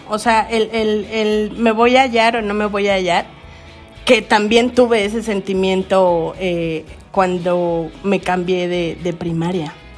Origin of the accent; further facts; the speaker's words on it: Veracruz, Mexico; also born or lived in Mexico City / Xalapa, Veracruz; yo nací en entonces Distrito Federal